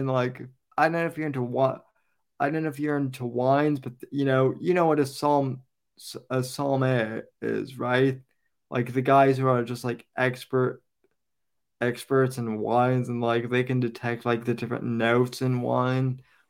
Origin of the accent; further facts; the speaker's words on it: Colorado, United States; keep in mind, I'm from Colorado, and so when I was in high school before it got legalized, like, there was only one type of weed, and that was weed.